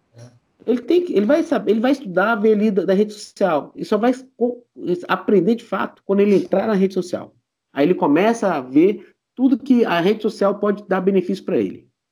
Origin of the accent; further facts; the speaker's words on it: Brazil; nós como brasileiros